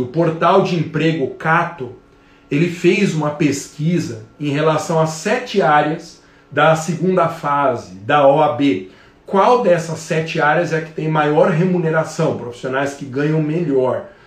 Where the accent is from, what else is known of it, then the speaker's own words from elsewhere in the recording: Guarulhos, São Paulo, Brazil; então Guarulhos, por exemplo, minha terra natal